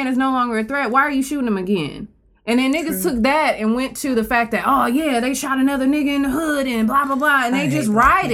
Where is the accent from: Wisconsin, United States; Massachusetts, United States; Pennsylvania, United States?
Wisconsin, United States; Milwaukee; now in Chicago, United States; I'm from Milwaukee. I don't live here now